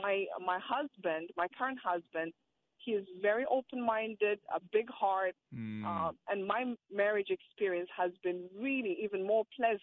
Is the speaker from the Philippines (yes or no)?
no; Ethiopia; moved away; I come from Ethiopia